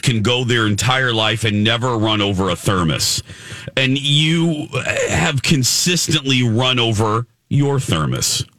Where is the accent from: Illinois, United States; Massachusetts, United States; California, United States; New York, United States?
Illinois, United States; Chicago; We're from the Chicago area